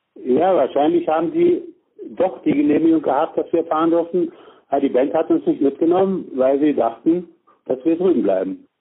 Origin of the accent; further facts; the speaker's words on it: Berlin, Germany; Weil ich bis zum zehnten Lebensjahr einen großen Teil meiner Kindheit in Westberlin verbracht habe